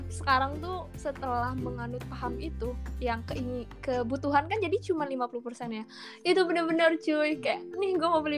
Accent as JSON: {"language": "Indonesian", "town": "Bekasi", "region": "West Java", "country": "Indonesia", "lives_now": "Bandung, Indonesia", "said": "rantau nah, dari Bekasi ke"}